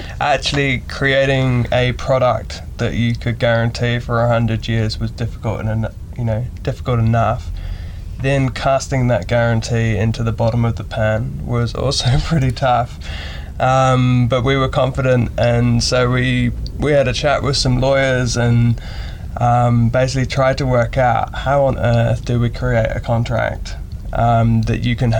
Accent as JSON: {"language": "English", "region": "England", "country": "United Kingdom", "moved": "yes", "lives_now": "New Zealand", "said": "I'm not from New Zealand, from England"}